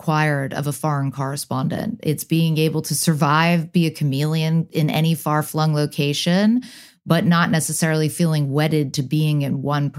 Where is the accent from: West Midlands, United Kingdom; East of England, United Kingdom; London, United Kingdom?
London, United Kingdom; born there; also born or lived in United States / Hong Kong; My father's British, my mother's American. I was born in London, then I moved to the US, then I moved back to the UK, then I moved back to the US.